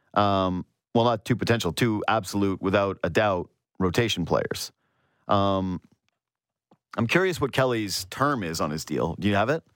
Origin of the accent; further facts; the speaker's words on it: Northwest Canada, Canada; I'm from Northwest Canada